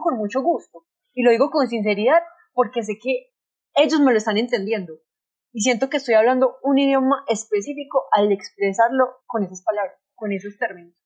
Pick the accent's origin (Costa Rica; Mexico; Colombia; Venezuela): Colombia; nos lo debemos mucho como sociedad colombiana